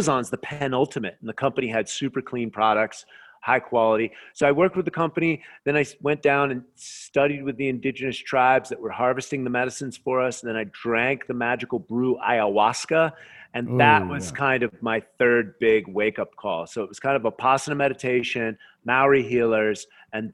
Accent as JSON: {"language": "English", "country": "United States", "said": "I'm an American. That's the way I grew up."}